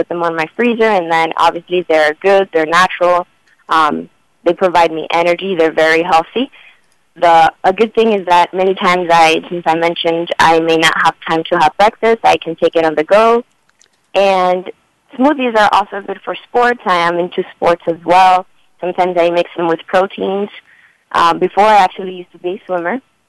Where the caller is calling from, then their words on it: Chicago, Illinois, United States; I'm calling from Chicago.